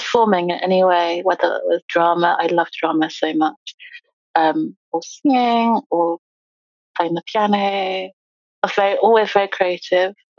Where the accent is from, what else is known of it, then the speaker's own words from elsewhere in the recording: East Midlands, United Kingdom; also born or lived in Lincolnshire / Leicestershire / Nottinghamshire; I grew up in the East Midlands. I was born in Lincolnshire, and we lived in Leicestershire and also Nottinghamshire